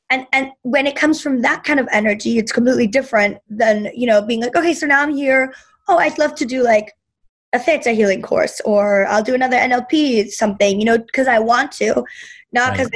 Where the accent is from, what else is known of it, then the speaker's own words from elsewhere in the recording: Berlin, Germany; moved away; when I grew up in Berlin